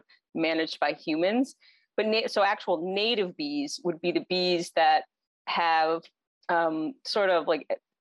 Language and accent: English; Cape Breton, Nova Scotia, Canada; moved away as an adult; also born or lived in Halifax; now in Alberta, Canada; I'm originally from Cape Breton. I think all of us end up in Alberta at some point or other from out east.